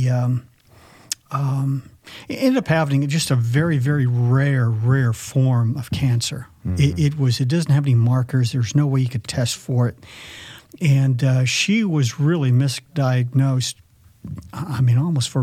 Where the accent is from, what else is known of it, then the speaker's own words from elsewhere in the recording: the North, United States; moved away; I'm from the North.